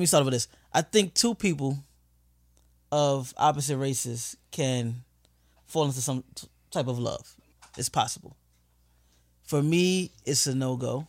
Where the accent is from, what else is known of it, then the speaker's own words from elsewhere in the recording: New York City, New York, United States; I grew up in the South Bronx